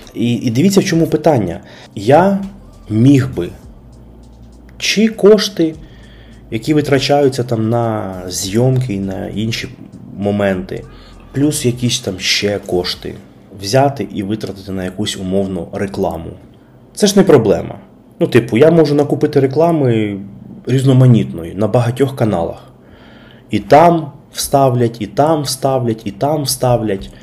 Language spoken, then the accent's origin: Ukrainian; Kyiv, Ukraine; Я народився і виріс в Києві, е, а саме на Печерську